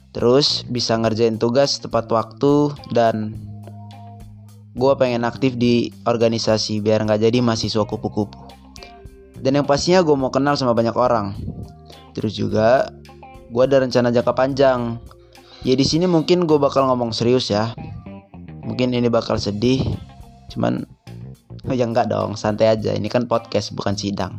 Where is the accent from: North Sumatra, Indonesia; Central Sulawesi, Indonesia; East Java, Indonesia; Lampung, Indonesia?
Lampung, Indonesia; Bandar Lampung; asal sekolah gua dari Man satu, Bandar Lampung